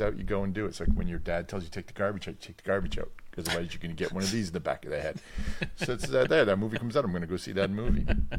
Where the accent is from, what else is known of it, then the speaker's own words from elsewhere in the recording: Canada; I'm Canadian.